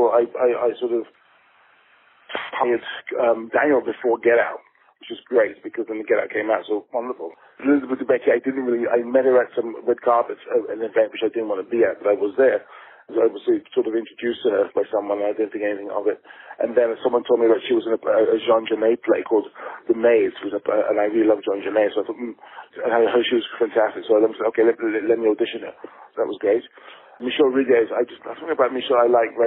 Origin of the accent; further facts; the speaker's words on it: England, United Kingdom; as an English, a British filmmaker